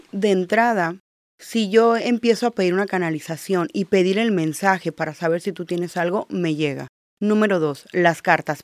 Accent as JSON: {"language": "Spanish", "region": "Baja California Sur", "country": "Mexico", "tie": "born or raised there", "also_born_or_lived": "Mazatlán, Sinaloa", "moved": "yes", "lives_now": "Tijuana, Mexico", "said": "Yo soy de Mazatlán, pero crecí en la Baja Sur, así que básicamente yo siempre digo, soy chollera."}